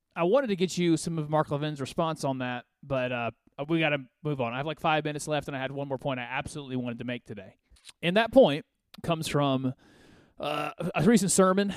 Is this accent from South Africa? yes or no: no; Côte d’Ivoire; now in United States; I call it my home country because I was born there